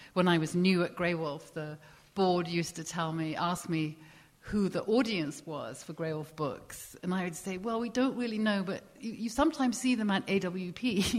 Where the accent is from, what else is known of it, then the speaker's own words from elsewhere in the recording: England, United Kingdom; So I remember in the past when I came from England, British publishing to American publishing